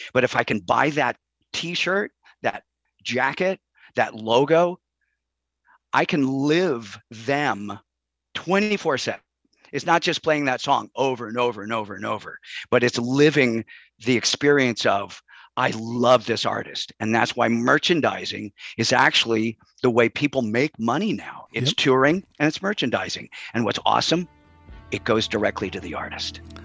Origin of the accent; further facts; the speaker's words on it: Chicago, Illinois, United States; moved away as an adult; I grew up in Chicago